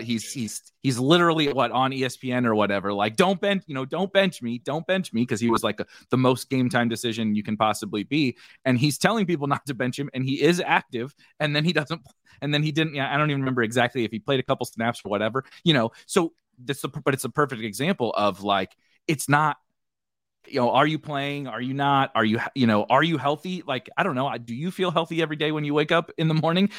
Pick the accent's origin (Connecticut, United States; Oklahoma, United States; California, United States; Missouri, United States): Missouri, United States; St. Louis; I'm from Saint Louis, was a big Saint Louis Ra-, Rams fan